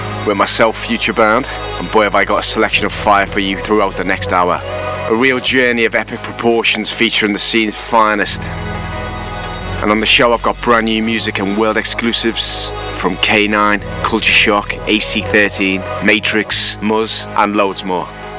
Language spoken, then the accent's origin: English; Liverpool, North West England, United Kingdom; my hometown Liverpool.